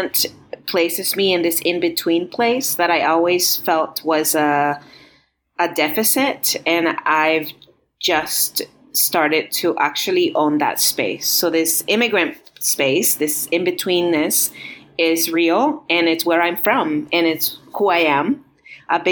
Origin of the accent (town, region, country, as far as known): Los Angeles, California, United States; born or raised there; also born or lived in Montreal, Canada / Guatemala; now in Roswell, United States